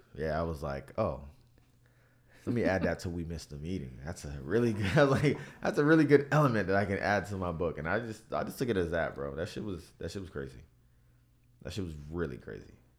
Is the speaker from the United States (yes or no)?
yes; Miami, Florida, United States; growing up in Miami